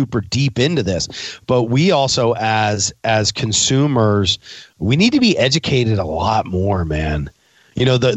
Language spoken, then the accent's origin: English; Philadelphia, Pennsylvania, United States; I'm a northern boy. I'm from Philadelphia. You know, I'm an East Coast guy